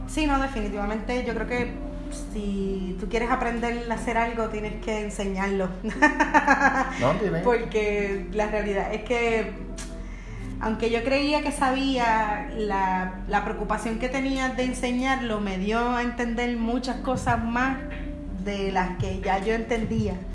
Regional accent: Caguas, Puerto Rico; Yo soy de Caguas, natural de Caguas

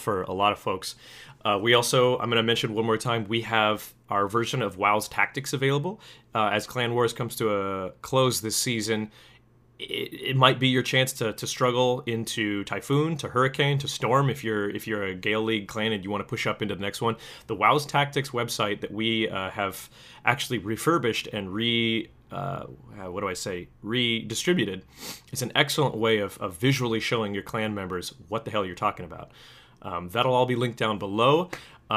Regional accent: United States; I'm an American

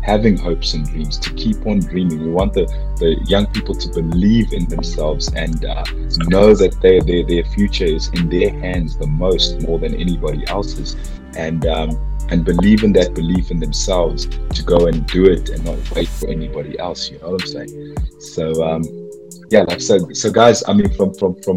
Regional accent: Soweto, Gauteng, South Africa; my hometown. We need to have people shutting down Vilakazi Street in Soweto

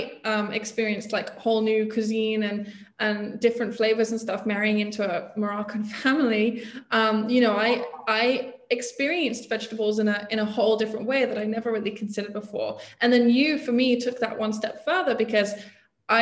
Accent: England, United Kingdom; I grew up in England, right? I grew up in probably pretty typical middle class, mostly not Jewish community.

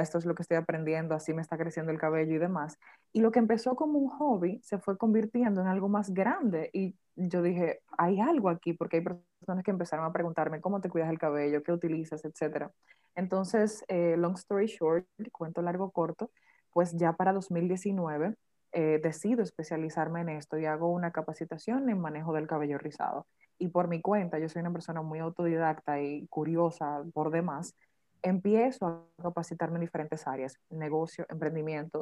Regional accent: Dominican Republic; como típico padre dominicano

